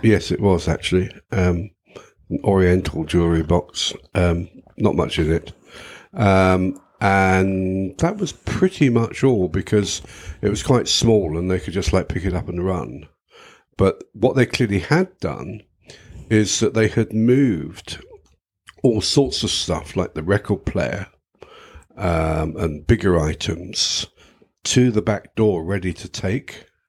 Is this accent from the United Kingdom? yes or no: yes; United Kingdom; being British